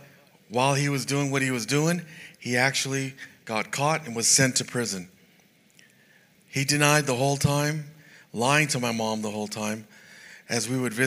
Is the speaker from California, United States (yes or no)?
yes; San Jose, California, United States; I was raised in San Jose, California